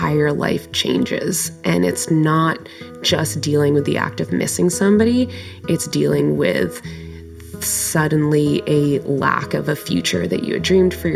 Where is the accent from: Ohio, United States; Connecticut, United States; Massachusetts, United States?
Massachusetts, United States; Concord; my hometown of Concord, Massachusetts